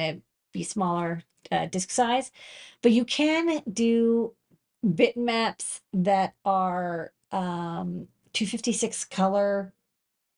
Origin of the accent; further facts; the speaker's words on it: Boston, Massachusetts, United States; moved away as an adult; now in New York City, United States; I'm from Boston